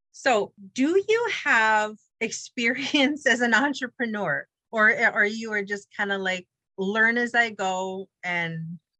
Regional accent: The Pas, Manitoba, Canada; I understood the humor because I grew up in the Pas.

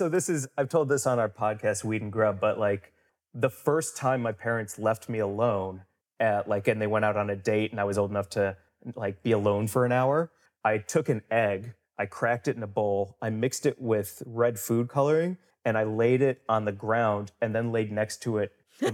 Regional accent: St. Louis, Missouri, United States; St. Louis, Missouri.

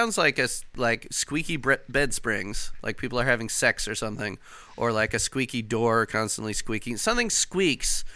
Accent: Chicago, Illinois, United States; now in Indiana, United States; I'm actually from Chicago

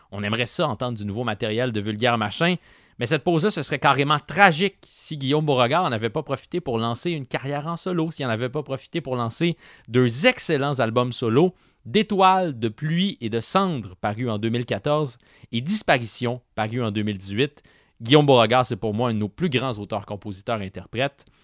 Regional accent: Asbestos, Quebec, Canada; je te répondais que j'ai grandi à Asbestos.

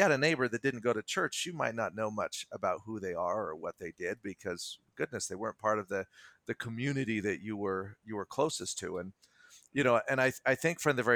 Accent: Salt Lake City, Utah, United States; Salt Lake area. Yes, born and raised in Utah

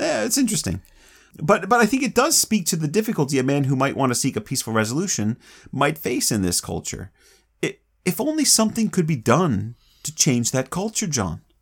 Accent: Florida, United States; I grew up in Florida

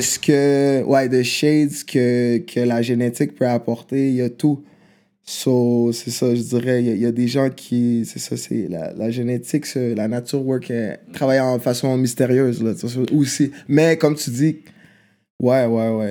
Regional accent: Quebec City, Quebec, Canada; Québec, je suis né à Québec.

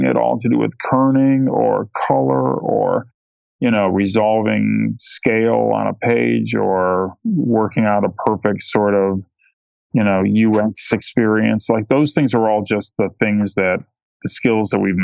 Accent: Ohio, United States; I grew up in Ohio, which is not near any big metropolitan areas like Chicago or New York.

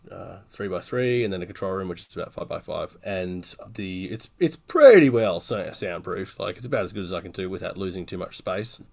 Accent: Newcastle, New South Wales, Australia; I'm from Newcastle, Australia, which is on the East Coast

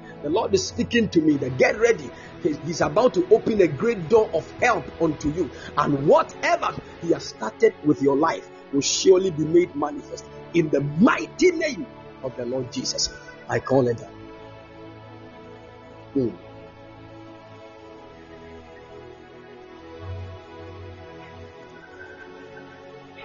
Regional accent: Ghana; I'm a Ghanaian

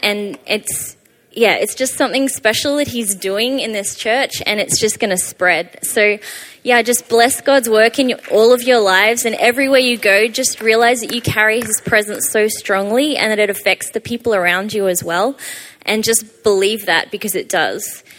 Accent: Australia; moved away; I'm from Australia, hence the weird accent.

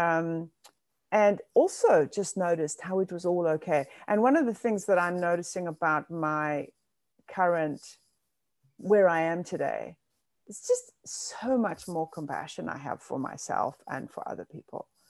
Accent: South Africa; now in New York City, United States; I grew up in South Africa, and that was apartheid South Africa

